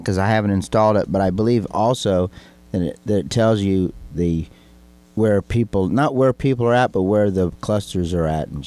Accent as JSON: {"language": "English", "region": "Illinois", "country": "United States", "said": "we're from Illinois"}